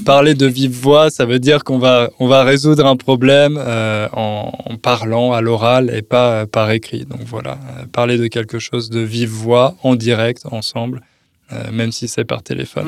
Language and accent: French; France; now in Poland; je suis français